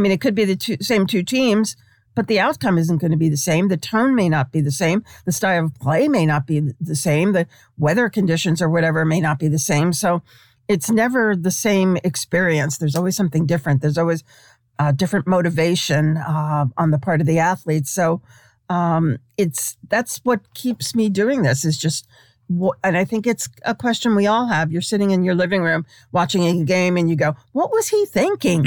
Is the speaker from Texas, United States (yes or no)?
no; New York City, New York, United States; moved away; I, I grew up in Brooklyn in this tiny little far remote corner of Brooklyn.